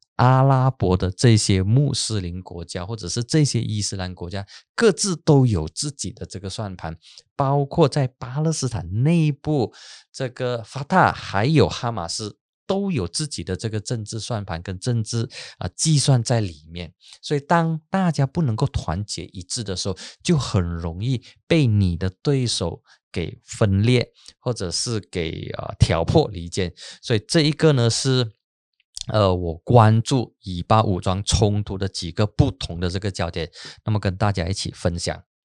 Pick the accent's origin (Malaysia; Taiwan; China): Malaysia; Penang; 我的老家槟城